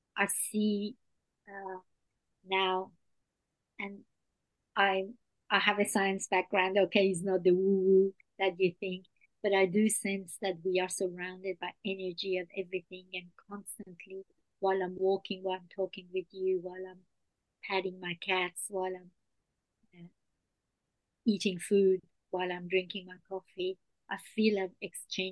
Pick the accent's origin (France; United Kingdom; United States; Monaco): France; English is a second language; moved away as an adult; now in Australia; I was raised in France and came to Australia as an adult.